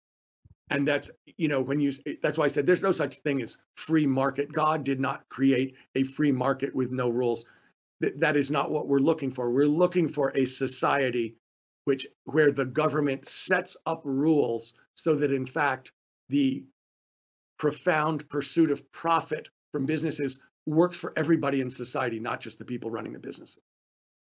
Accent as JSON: {"language": "English", "region": "California", "country": "United States", "said": "in California, you know, my home state"}